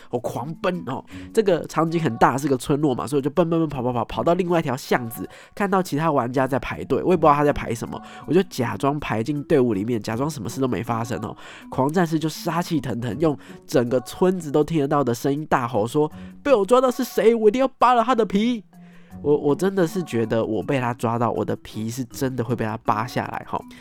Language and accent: Chinese; Taiwan; 我们是台湾的密室逃脱爱好者，甚至是设计师